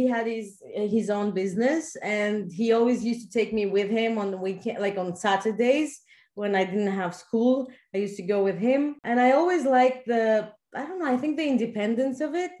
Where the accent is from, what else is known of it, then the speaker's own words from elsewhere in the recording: Athens, Attica, Greece; Athens, yes.